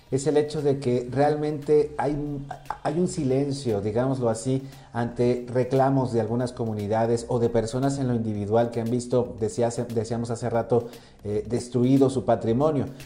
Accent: Mexico; como mexicanas, como ciudadanos, como mexicanas, mexicanos, ciudadanos, ciudadanas

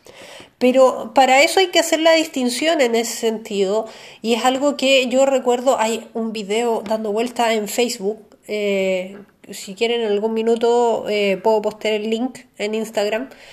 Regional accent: Chile; nosotros como, chilenos

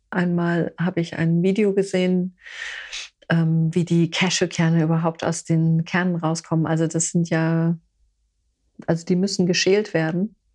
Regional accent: Gießen, Hesse, Germany; Ich bin in Gießen aufgewachsen

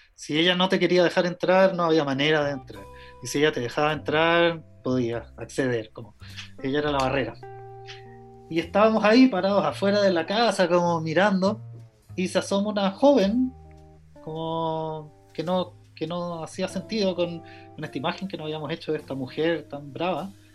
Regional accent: Chile; moved away as an adult; also born or lived in London; vengo de Chile

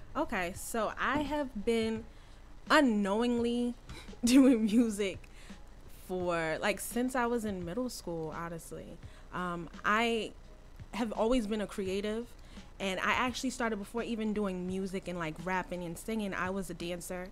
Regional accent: Rahway, New Jersey, United States; also born or lived in Queens, New York; raised in Rahway. Um, did my basically all my school in Rahway

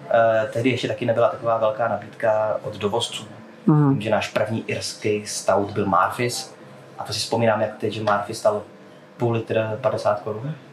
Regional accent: Prague, Czechia; já jsem Pražák.

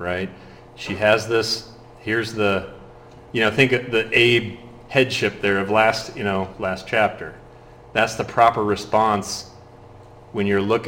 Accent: Ohio, United States; I was born in Ohio

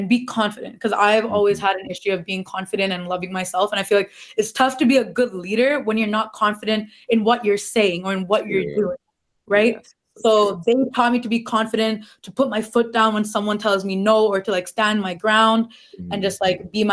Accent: Toronto, Ontario, Canada; I'm from Scarborough

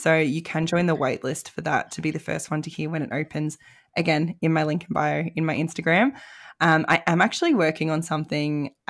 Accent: Melbourne, Victoria, Australia; now in Tasmania, Australia; My family, I'm from Melbourne originally, so it means I get to come home.

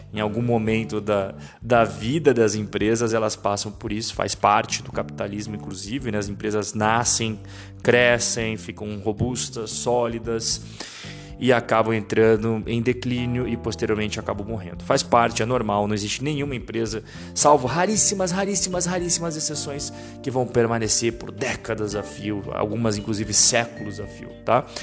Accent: Brazil; eu, como brasileiro

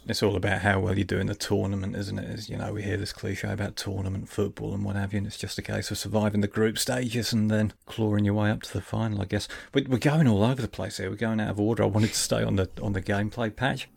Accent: Lincolnshire, East Midlands, United Kingdom; also born or lived in Hartlepool; I was born in Hartlepool and I'm a Sunderland fan, but really, I'm from Lincolnshire

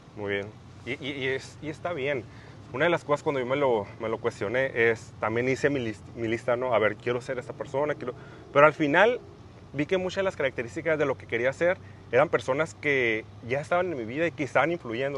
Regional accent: Mexicali, Baja California, Mexico; soy de Mexicali, Baja California

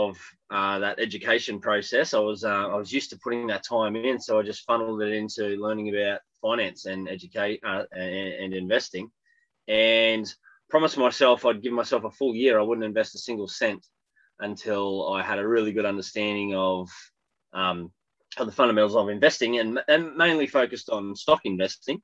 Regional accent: Australia; accent: Australian; I'm Australian, if you couldn't tell by the accent.

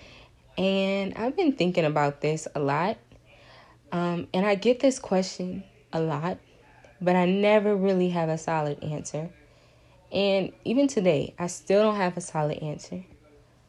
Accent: Lafayette, Louisiana, United States; I'm from Lafayette, Louisiana, and UL was not my first choice, if I'm being honest. You know, it's my hometown.

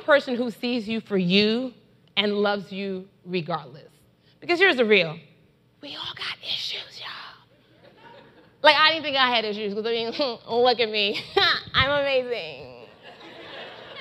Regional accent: Nigeria; I love being Nigerian

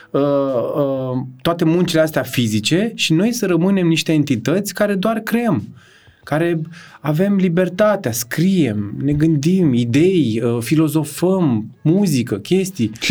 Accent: Târgu Ocna, Bacău County, Romania; eram din Târgu Ocna așa am un simț, n-am un simț al măsurii prea puternic și sunt ușor cocalar când vine vorba de să arăt cât am.

